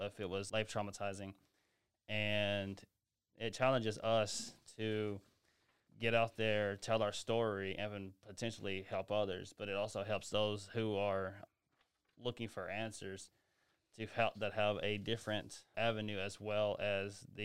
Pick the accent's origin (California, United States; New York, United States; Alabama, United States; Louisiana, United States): Alabama, United States; Greensboro; moved away as an adult; I'm from Greensboro, Alabama